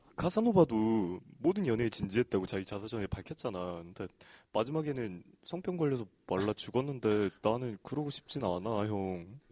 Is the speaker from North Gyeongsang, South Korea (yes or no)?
no; Gwangju, South Korea; now in Seoul, South Korea; 나는 광주 태생이잖아